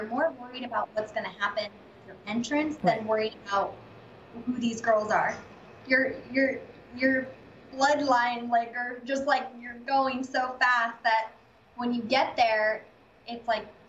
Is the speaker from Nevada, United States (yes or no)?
yes; Las Vegas, Nevada, United States; moved away as an adult; also born or lived in Denver, Colorado; Now I basically do sales and property management side of real estate in Las Vegas, my hometown. So I'm back in my roots instead of Denver, Colorado.